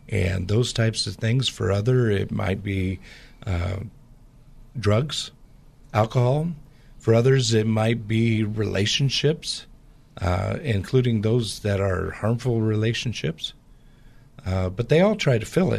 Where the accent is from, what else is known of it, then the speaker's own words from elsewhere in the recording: Portland area, Pacific Northwest, United States; I grew up in the Pacific Northwest